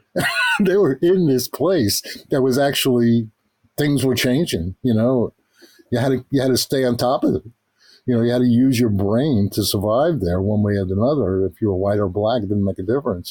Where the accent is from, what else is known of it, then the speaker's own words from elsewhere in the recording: New York City, New York, United States; growing up in Queens